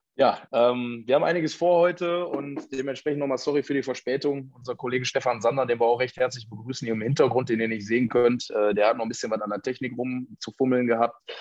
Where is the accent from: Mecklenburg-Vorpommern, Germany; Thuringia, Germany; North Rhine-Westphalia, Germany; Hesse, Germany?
North Rhine-Westphalia, Germany; Ruhr area; hier bei uns im Ruhrgebiet